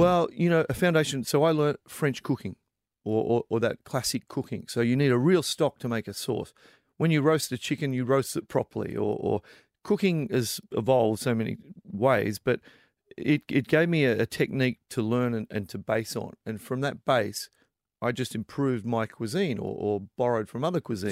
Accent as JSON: {"language": "English", "town": "Melbourne", "region": "Victoria", "country": "Australia", "said": "I'm originally from Melbourne"}